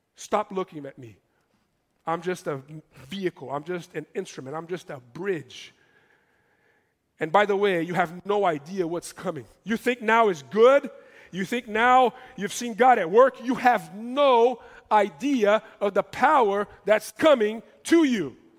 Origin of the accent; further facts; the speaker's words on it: Brazil; moved away; I come from Brazil